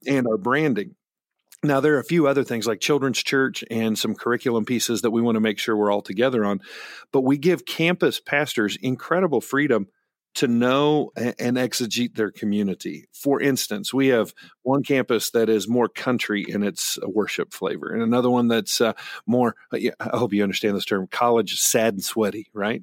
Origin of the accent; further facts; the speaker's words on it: Great Bend, Kansas, United States; I grew up in Great Bend, Kansas